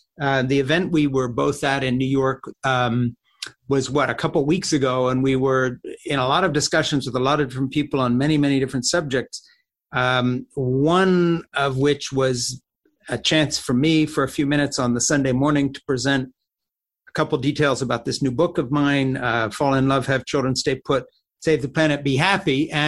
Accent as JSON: {"language": "English", "town": "Champéry", "region": "Valais", "country": "Switzerland", "tie": "born there", "said": "So when I was born in August 3rd of 1952 in Switzerland, in a Swiss chalet in a little village called Champéry, delivered a home birth at home."}